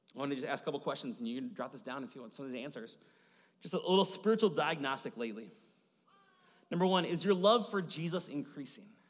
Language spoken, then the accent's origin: English; Maple Grove, Minnesota, United States; I grew up in Maple Grove area